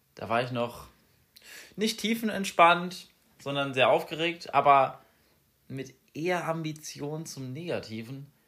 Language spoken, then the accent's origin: German; Essenheim, Rhineland-Palatinate, Germany; now in Marburg, Germany; meinem Heimatort Essenheim